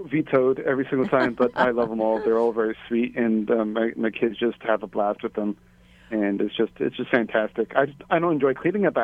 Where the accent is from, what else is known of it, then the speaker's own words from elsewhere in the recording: California, United States; moved away as an adult; also born or lived in Hawaii / upstate New York; now in Waimanalo, Hawaii, United States; I'm originally from California